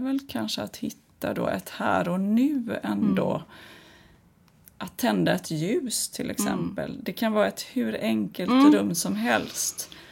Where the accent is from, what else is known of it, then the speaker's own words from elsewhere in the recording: Kungsbacka, Halland County, Sweden; Nu växte jag upp i Kungsbacka